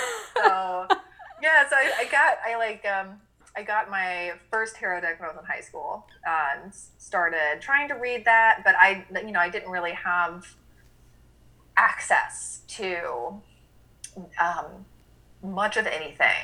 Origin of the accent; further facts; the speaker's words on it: Birmingham, Alabama, United States; I grew up in Birmingham, Alabama, had to go to church every Sunday